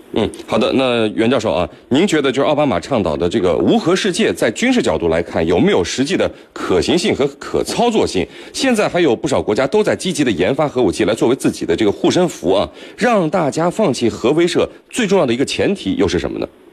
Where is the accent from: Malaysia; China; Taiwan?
China; 我们中国人